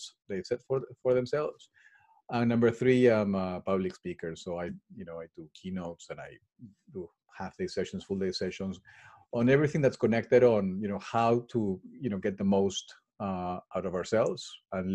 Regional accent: Peru; moved away as an adult; now in England; I was born and raised in Peru

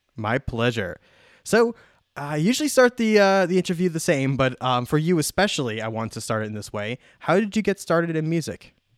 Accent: Long Island, New York, United States; now in Phoenix, United States; I was born and raised on Long Island, so same thing. I was a, you know, a East Coaster.

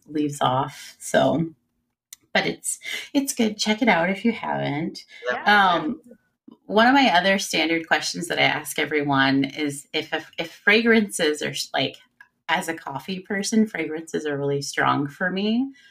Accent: Illinois, United States; now in Cincinnati, United States; I grew up in Illinois

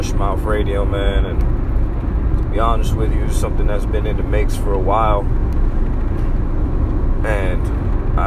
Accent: Massachusetts, United States; moved away as an adult; now in Florida, United States; I'm American. Born and raised in Massachusetts

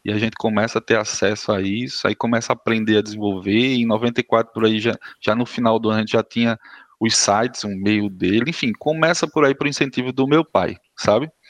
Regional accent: Campina Grande, Paraíba, Brazil; Vamos é o seguinte, eu sou de Campina Grande, né?

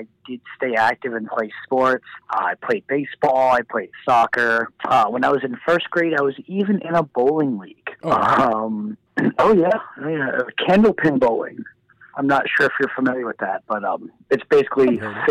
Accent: Randolph, Massachusetts, United States; I am originally from Randolph, Massachusetts. It's just a small little town, basically a suburb of Boston

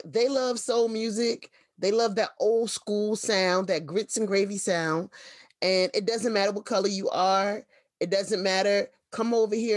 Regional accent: Philadelphia, Pennsylvania, United States; growing up in Philly

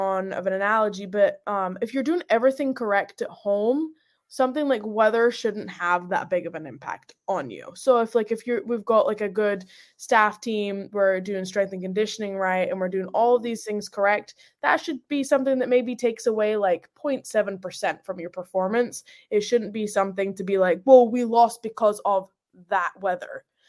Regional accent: Scotland, United Kingdom; moved away; So, like, so when I came from Scotland to over here, I stepped off the plane and that heat was big difference.

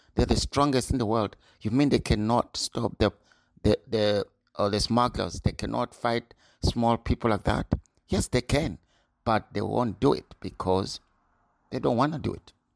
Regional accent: Zimbabwe; now in Scotland, United Kingdom; I was born in Zimbabwe, living in U K now, in Scotland, in U K for twenty-three years

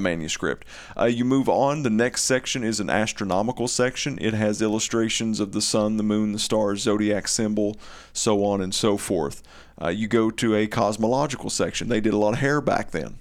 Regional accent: Eastern Kentucky, United States; accent: Eastern Kentucky; my Eastern Kentucky dialect

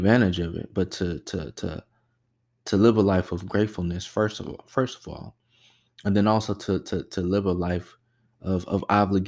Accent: the South, United States; as African Americans, especially growing up in the South, we're very well versed with God

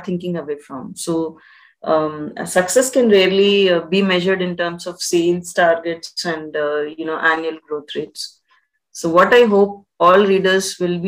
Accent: India; As an Indian citizen

